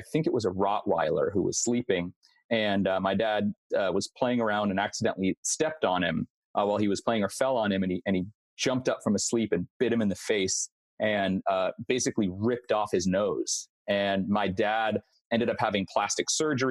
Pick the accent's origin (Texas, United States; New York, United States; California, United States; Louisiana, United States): California, United States; Los Angeles; So I'm originally from Los Angeles, California, and that's still where I am now. So born here, raised here, and stayed here.